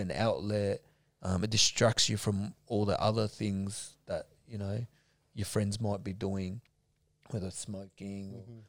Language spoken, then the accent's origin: English; Preston, Victoria, Australia; I, I, grew up mainly in Preston. I was I was born in Preston